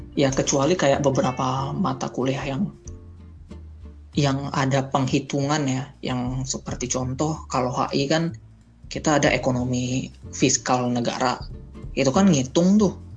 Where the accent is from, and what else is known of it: Indonesia; moved away as an adult; also born or lived in Russia